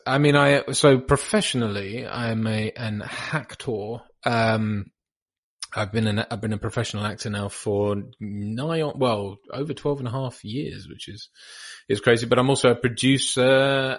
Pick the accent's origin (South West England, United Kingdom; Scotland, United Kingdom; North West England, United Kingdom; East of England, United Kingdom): East of England, United Kingdom; East Anglia, North Norfolk; also born or lived in Bahamas / Norwich; I'm from the Bahamas originally, which is weird, um, and moved to grew up around sort of uh, East Anglia in the UK